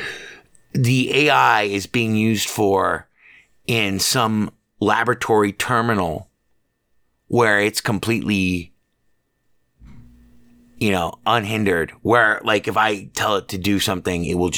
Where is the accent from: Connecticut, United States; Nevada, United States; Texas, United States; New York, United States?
Nevada, United States; Las Vegas; I'm an American, man. Born and raised here in Las Vegas